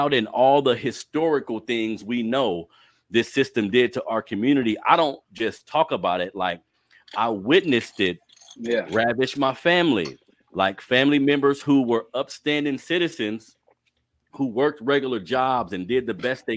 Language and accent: English; Sacramento, California, United States; You grew up here in Sac just like me